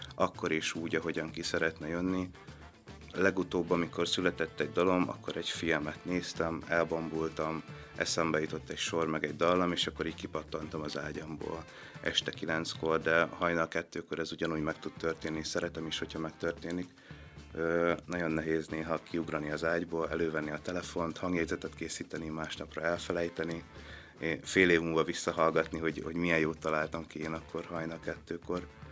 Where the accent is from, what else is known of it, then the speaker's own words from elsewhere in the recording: Szabadkígyós, Békés, Hungary; hogyha Szabad Kígyusról Gyulára mentem el, akkor én azt már a messzinek éreztem